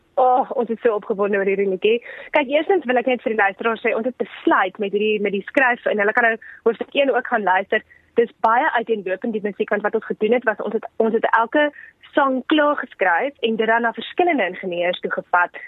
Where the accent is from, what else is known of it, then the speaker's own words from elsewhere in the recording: South Africa; ons is van Suid-Afrika